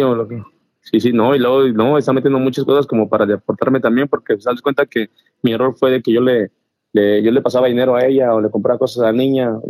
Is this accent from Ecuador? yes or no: no; Mexico; also born or lived in Spain; now in Texas, United States; yo, yo me crié en México, nací en España, pero pues crecí en ah, México